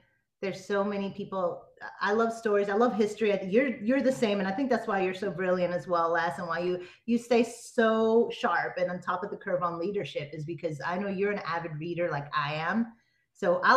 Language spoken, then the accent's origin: English; United States; moved away as an adult; also born or lived in Miami, Florida / New York / Los Angeles; now in Tampa, United States; I grew up between Miami and New York